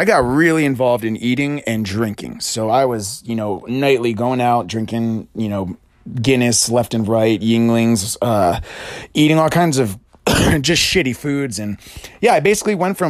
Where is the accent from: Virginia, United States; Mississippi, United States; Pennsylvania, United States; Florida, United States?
Pennsylvania, United States; moved away as an adult; also born or lived in Princeton, New Jersey; I was born in Pennsylvania and played soccer, was athletic all throughout my life